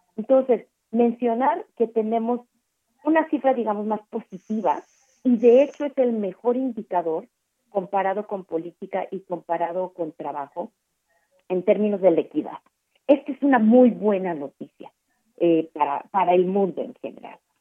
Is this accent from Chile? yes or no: no; Mexico